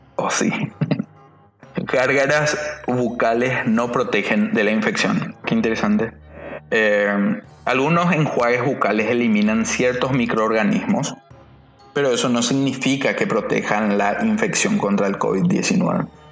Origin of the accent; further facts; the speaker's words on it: Paraguay; en mi país